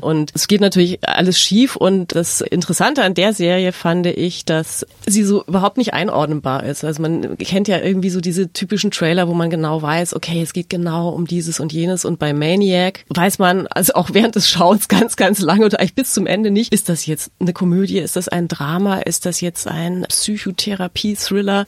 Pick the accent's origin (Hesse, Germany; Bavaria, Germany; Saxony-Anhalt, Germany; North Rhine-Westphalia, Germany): Bavaria, Germany; Munich; ich komme aus München